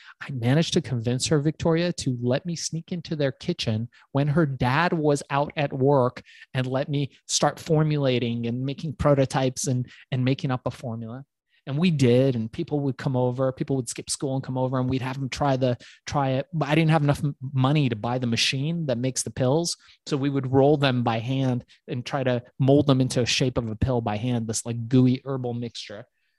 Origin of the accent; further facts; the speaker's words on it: Iran; now in United States; I come from Iran, which is part of Asia